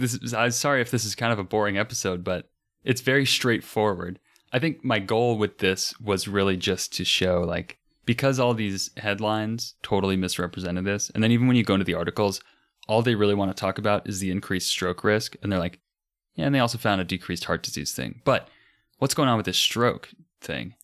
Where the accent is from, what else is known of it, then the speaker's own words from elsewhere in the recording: United States; being American